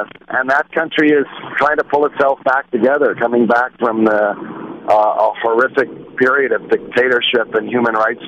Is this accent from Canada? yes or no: yes; Canada; I'm a Canadian. I feel very much a Canadian